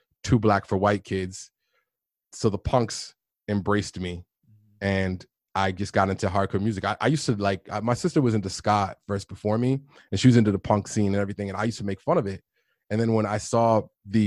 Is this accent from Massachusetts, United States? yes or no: yes; Boston, Massachusetts, United States; We went to a black church in Boston. Kids would always make fun of me because of the way I talked